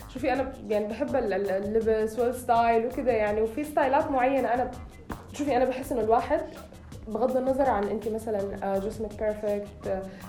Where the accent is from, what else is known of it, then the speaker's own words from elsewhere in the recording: Sudan; بلدي يعني بما انه انا سودانية